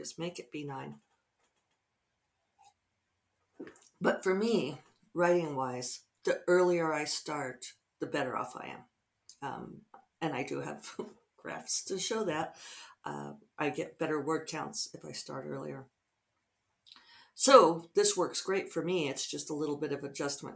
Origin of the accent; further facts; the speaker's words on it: Denver, Colorado, United States; moved away; Denver's my hometown.